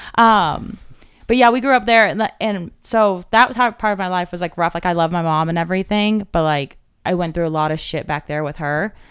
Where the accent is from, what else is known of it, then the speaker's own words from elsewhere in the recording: Cave Creek, Arizona, United States; I grew up in Cave Creek